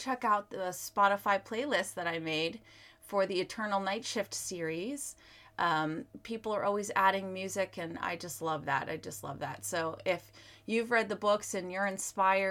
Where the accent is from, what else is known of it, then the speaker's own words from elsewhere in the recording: Virginia, United States; I was actually born and raised in Virginia. So this is just a shout out to my home state